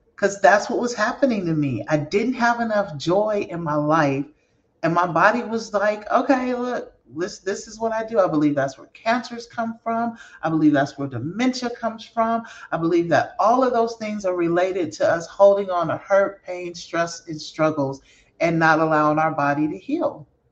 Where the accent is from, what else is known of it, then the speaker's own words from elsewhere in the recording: San Francisco, California, United States; that's my hometown. That's where I'm from